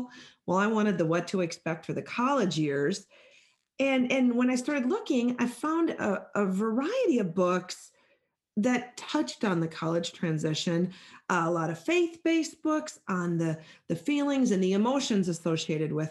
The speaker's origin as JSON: {"language": "English", "area": "Midwest", "region": "Minnesota", "country": "United States", "said": "I'm greeting you from Minnesota. I'm a Midwest girl"}